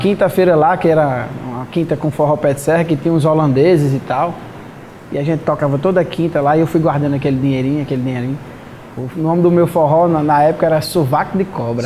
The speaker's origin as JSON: {"language": "Portuguese", "town": "Catolé do Rocha", "region": "Paraíba", "country": "Brazil", "moved": "yes", "lives_now": "Mossoró, Brazil", "said": "eu sou de Catolé do Rocha"}